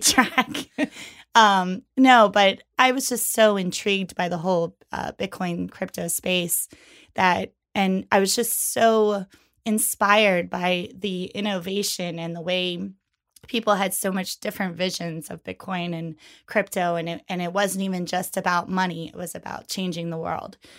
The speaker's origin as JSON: {"language": "English", "town": "York", "region": "Pennsylvania", "country": "United States", "tie": "born or raised there", "moved": "yes", "lives_now": "New York City, United States", "said": "I'm originally from York, Pennsylvania. Um, I moved to New York City in two thousand one"}